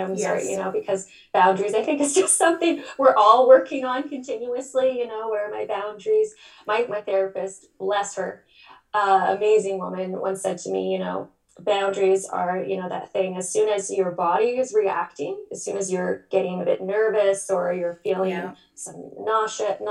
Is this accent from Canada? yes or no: yes; Ottawa, Ontario, Canada; now in Toronto, Canada; I'm originally from Ottawa. I live in Toronto.